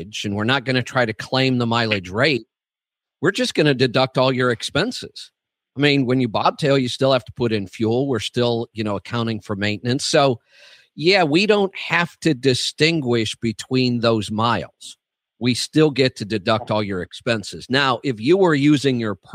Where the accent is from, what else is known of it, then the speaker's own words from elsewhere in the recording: Cuyahoga Falls, Ohio, United States; I was born in Cuyahoga Falls